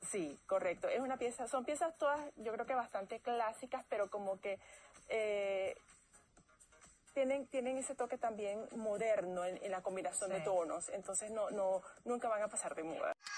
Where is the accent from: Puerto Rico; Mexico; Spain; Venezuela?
Venezuela; moved away; trabajé en tres compañías transnacionales en mi país, Venezuela